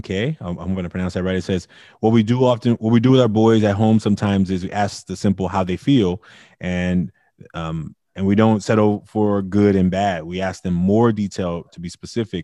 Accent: Oakland, California, United States; also born or lived in India; I grew up in Oakland

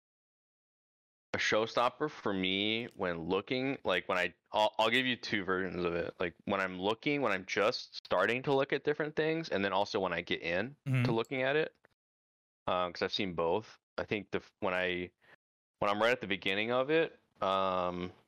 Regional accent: Pennsylvania, United States; moved away; I grew up in Pennsylvania.

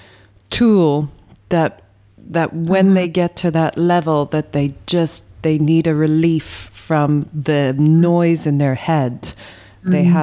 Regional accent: Ireland; being Irish

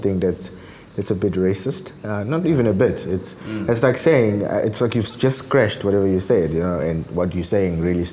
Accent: South Africa; growing up in South Africa

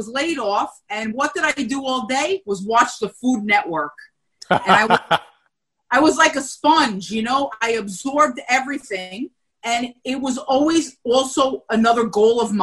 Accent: Little Ferry, New Jersey, United States; I grew up in Little Ferry, New Jersey, a small town

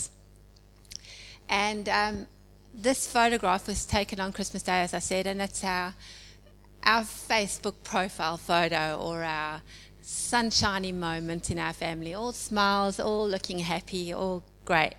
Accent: South Africa; moved away as an adult; now in Edwardstown, Australia; as you can hear probably from my accent, I'm originally from South Africa

